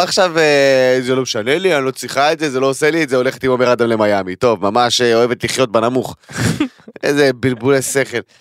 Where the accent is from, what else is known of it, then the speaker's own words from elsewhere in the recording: Tel Aviv, Tel Aviv District, Israel; אני תל אביבי מטונף